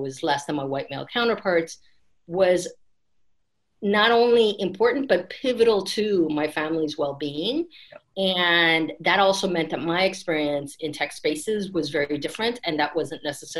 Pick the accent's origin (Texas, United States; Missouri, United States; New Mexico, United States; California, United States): California, United States; Bay Area; I grew up in the Bay Area.